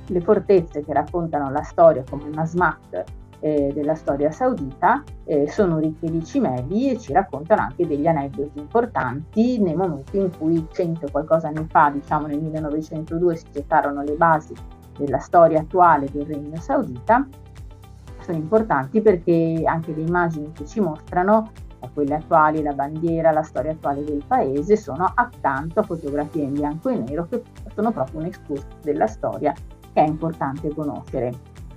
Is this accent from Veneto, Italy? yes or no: yes; Venice, Veneto, Italy; Io sono una tamestre che è quel posto vicino a Venezia dove si arriva e si parte normalmente, un luogo di passaggio che permette a tutti noi mestrini